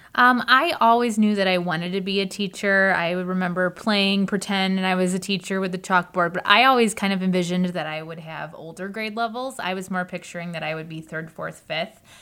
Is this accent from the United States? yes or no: yes; United States; I grew up in the Kinnikinick School District